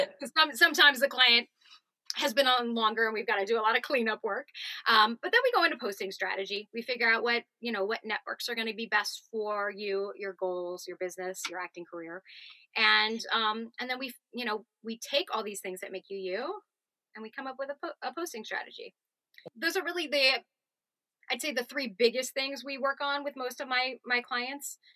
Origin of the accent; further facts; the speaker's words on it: Southern California, United States; moved away as an adult; also born or lived in New York; I grew up in Southern California and um, doing, you know, the actor grind out there in Orange County, going to LA as a child